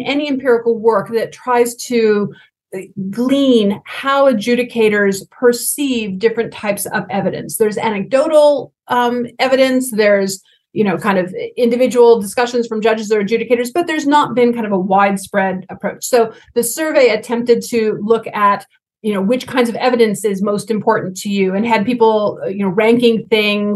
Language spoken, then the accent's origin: English; United States; my home country of the United States